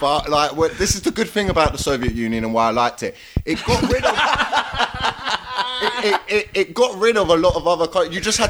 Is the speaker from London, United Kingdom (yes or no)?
yes; London, United Kingdom; I'm from South London.